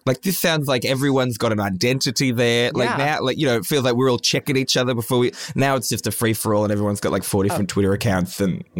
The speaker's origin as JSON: {"language": "English", "country": "Australia", "said": "I'm a comedian from Australia."}